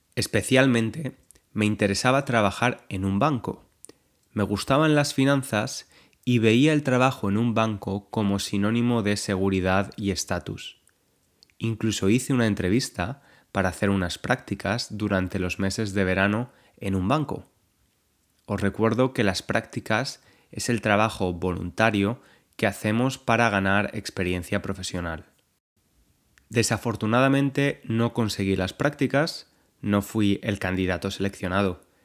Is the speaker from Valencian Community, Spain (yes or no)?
yes; Valencia, Valencian Community, Spain; now in London, United Kingdom; He estado en Valencia, la ciudad de España de donde soy